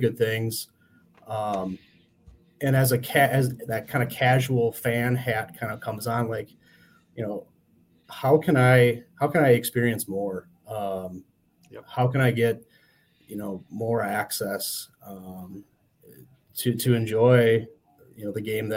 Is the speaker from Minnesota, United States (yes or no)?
yes; Saint Paul, Minnesota, United States; I'm from the Twin Cities, originally from St. Paul